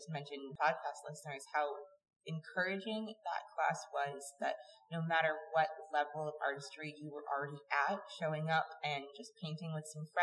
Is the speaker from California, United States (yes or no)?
yes; Bakersfield, California, United States; growing up in Bakersfield, California